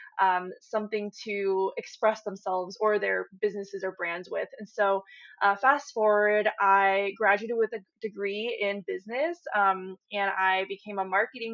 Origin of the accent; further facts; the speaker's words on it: Silicon Valley, San Francisco Bay Area, California, United States; I grew up in the Silicon Valley in the San Francisco Bay Area